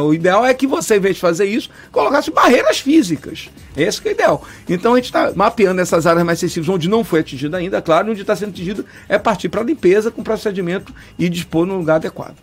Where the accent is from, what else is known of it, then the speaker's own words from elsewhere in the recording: Baía de Todos os Santos, Bahia, Brazil; na minha infância, que tomava banho na Baía de Todos Santos, Bom Jesus dos Próprios